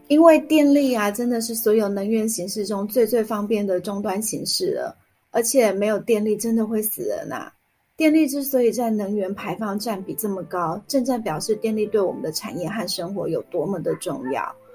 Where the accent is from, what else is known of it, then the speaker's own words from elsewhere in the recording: Taiwan; 这次公投的结果其实就是反映了我们台湾人其实也是不认同继续发展核能的